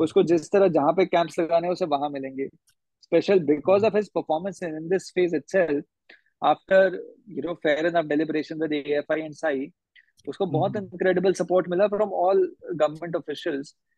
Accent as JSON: {"language": "Hindi", "region": "Haryana", "country": "India", "said": "आप और मैं हरियाणा से हैं"}